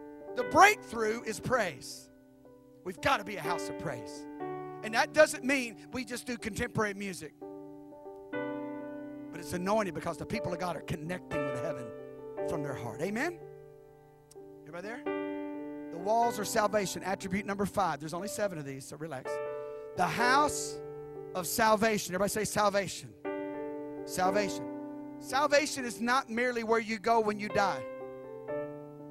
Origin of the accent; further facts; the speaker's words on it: Memphis, Tennessee, United States; Memphis, my hometown